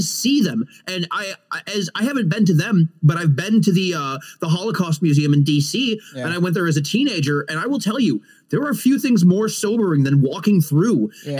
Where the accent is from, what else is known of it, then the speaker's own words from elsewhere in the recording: United States; as an American